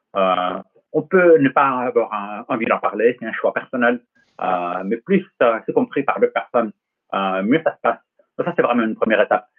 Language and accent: French; Los Angeles, California, United States; now in France; J'ai grandi en Californie, à Los Angeles précisément.